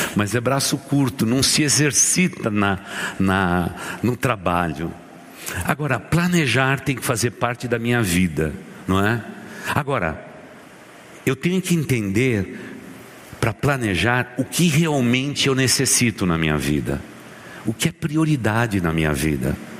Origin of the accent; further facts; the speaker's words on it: São Caetano do Sul, São Paulo, Brazil; Eu sou aqui de São Caetano do Sul